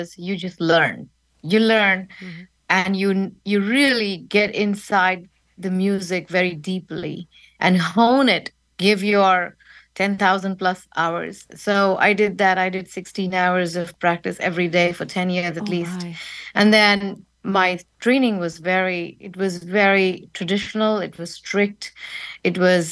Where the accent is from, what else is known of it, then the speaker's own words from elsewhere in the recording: India; moved away as an adult; now in New York City, United States; my mountain music from India that I grew up